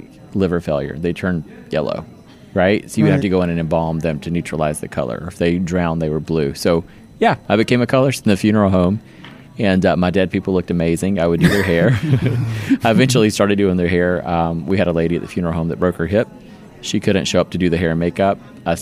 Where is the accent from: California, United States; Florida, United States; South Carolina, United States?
South Carolina, United States; Easley; now in Johns Creek, Georgia, United States; I actually was born in a little town called Easley, South Carolina. So it's near Greenville.